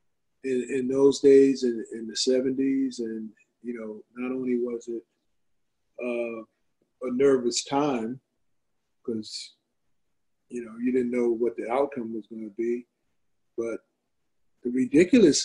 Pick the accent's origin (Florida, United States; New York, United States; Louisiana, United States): New York, United States; Long Island; we're not from Brooklyn, we're from Long Island.